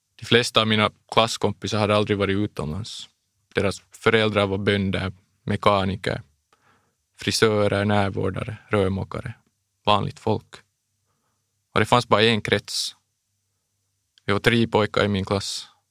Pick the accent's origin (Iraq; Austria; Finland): Finland; Bromarv, Uusimaa; also born or lived in Los Angeles, United States; Det började när jag var sex år gammal. Vi flyttade då från Los Angeles till Bromarv